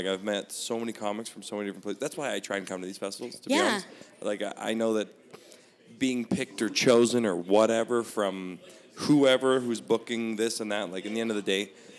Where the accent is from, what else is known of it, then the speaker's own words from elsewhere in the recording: Canada; If I'm outside of Canada, I'll say I'm Canadian. And if I'm in Canada, I'll say I'm Italian.